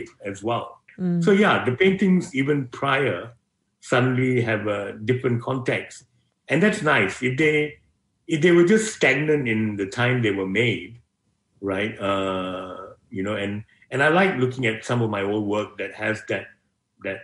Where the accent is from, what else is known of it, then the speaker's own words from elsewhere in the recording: Malaysia; moved away as an adult; now in Melbourne, Australia; Being Malaysian